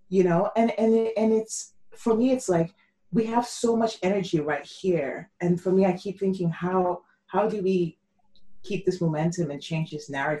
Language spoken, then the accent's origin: English; Nigeria; moved away; I'm Nigerian as well. My parents still live in Nigeria. So I grew up in a very, you know, my dad was a general in the army